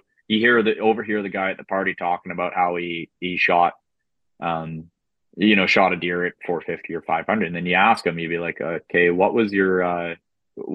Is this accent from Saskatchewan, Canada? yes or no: yes; Saskatchewan, Canada; growing up in Saskatchewan in the flatlands